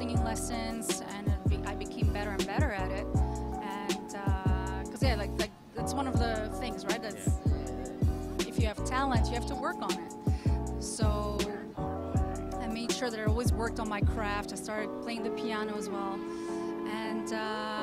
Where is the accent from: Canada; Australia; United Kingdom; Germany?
Germany; now in New York City, United States; I grew up in Germany